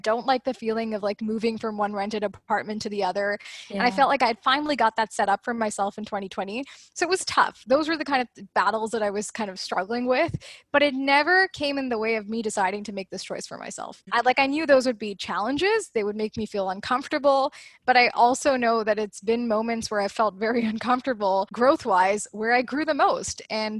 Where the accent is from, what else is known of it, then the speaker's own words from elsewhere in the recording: Canada; the prof was asking everyone like, where are you from? So I was like, Canada.